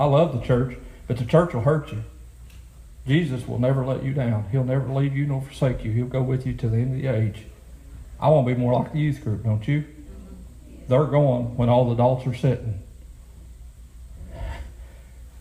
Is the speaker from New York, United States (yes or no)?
no; Lewis County, Kentucky, United States; my hometown where I grew up in Lewis County